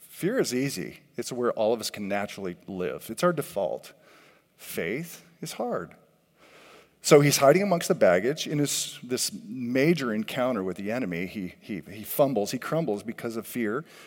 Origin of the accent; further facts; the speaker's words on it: California, United States; I grew up in California